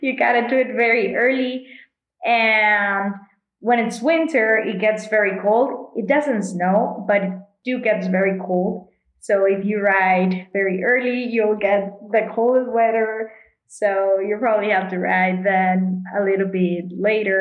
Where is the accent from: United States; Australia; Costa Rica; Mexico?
Mexico; Monterrey, Nuevo León; I'm from Monterey, Mexico, and I'm a professional cyclist